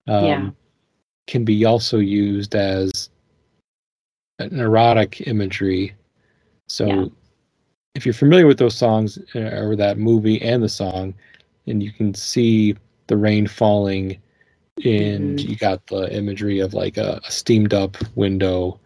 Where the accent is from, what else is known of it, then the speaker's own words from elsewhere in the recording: Minnesota, United States; growing up in Minnesota